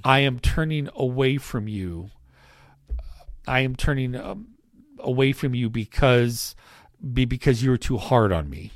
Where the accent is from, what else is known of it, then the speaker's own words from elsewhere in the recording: United States; as American Christians